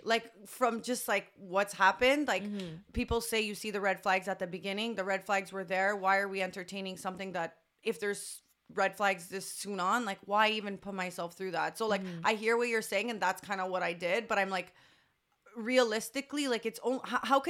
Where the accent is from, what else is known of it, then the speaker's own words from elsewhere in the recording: Canada; I guess being Canadian